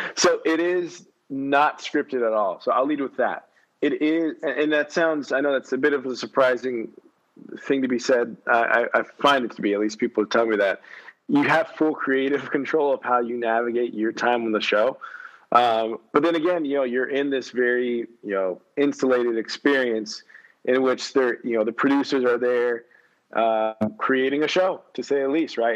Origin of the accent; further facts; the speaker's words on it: San Antonio, Texas, United States; also born or lived in Houston, Texas; grew up in San Antonio